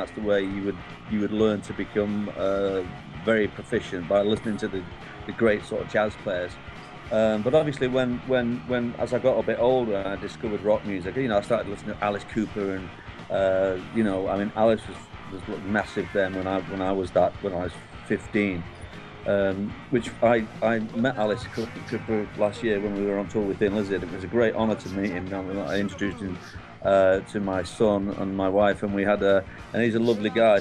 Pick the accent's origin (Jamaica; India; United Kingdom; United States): United Kingdom; Manchester, North West England; moved away as an adult; now in Wales, United Kingdom; I was born in Manchester in the UK